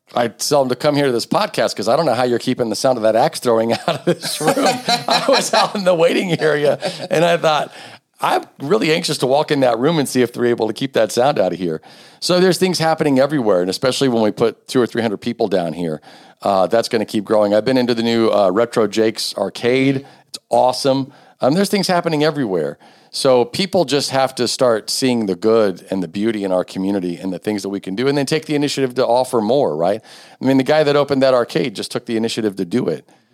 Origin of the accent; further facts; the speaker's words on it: Richmond, Indiana, United States; I grew up on South Sixth Street, like two, two blocks from here